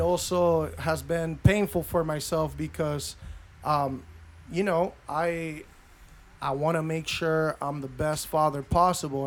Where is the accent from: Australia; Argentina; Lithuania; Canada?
Argentina; also born or lived in Los Angeles, United States; now in United States; I was born in L A, but I was raised my, m, most of my life in Argentina